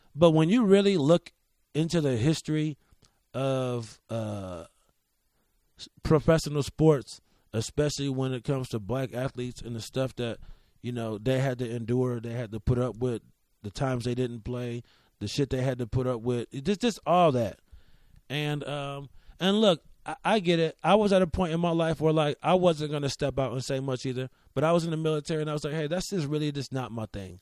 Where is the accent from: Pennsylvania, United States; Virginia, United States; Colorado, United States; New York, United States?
New York, United States; Rochester; as a kid in Rochester